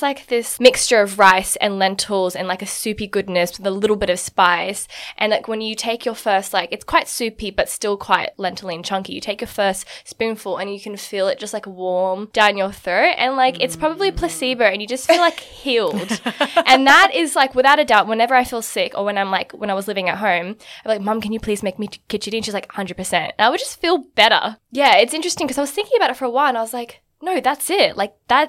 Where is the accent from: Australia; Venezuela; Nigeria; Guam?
Australia; also born or lived in Connecticut, United States / Singapore; So I'm Indian. I'm 100% Indian. I'm from the north of India. So mm-hmm. I'm Punjabi Indian. And my like religion is like Sikhism. So we're from up north and it's quite interesting for me because I was born and raised in Australia.